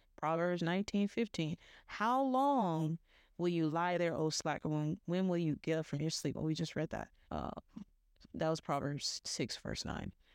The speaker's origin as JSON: {"language": "English", "region": "the South", "country": "United States", "said": "I'm from the South"}